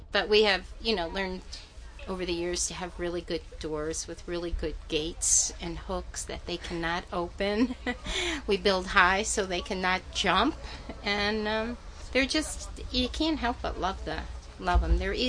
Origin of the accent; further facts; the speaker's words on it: Franklin, New York, United States; I'm a vendor here. I'm from Franklin, New York